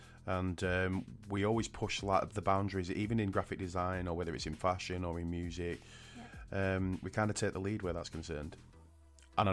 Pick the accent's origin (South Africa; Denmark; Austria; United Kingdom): United Kingdom; And I'm not just being biased because I am actually British